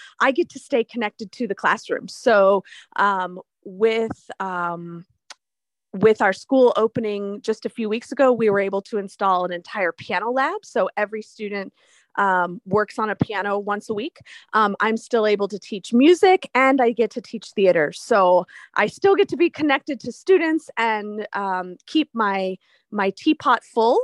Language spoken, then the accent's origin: English; Miami, Florida, United States; moved away as an adult; now in Minnesota, United States; I am from Miami